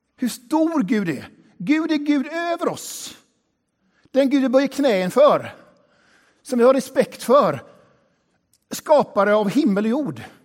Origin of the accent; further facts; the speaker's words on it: Västra Götaland, Sweden; har min bakgrund i den här kyrkan. Här är jag uppvuxen